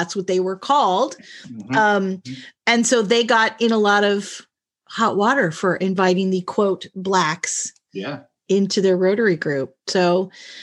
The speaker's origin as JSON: {"language": "English", "town": "San Diego", "region": "California", "country": "United States", "tie": "born or raised there", "said": "I was born in La Jolla, which is right outside of San Diego"}